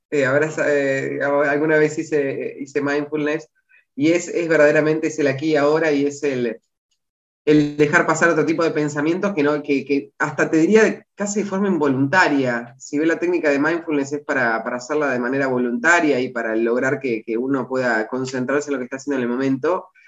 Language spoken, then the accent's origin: Spanish; Buenos Aires, Argentina; La Flores es mi ciudad natal, pero no es mi lugar en el mundo